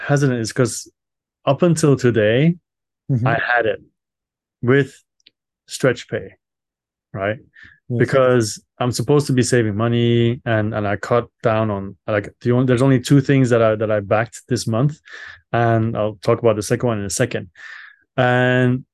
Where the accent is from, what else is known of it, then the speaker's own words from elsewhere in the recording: Belgium; I'm from Belgium